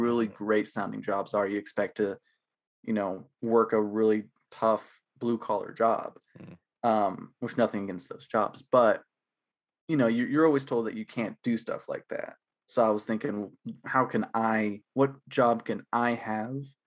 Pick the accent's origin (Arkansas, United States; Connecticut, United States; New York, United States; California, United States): Arkansas, United States; Greenwood; also born or lived in Fort Smith, Arkansas; I was born in Fort Smith, Arkansas. I've lived in Greenwood pretty much my entire life